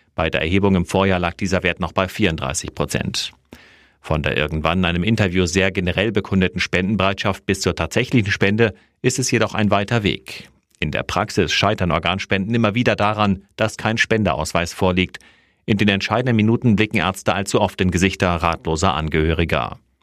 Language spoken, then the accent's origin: German; Germany; wir als Deutsche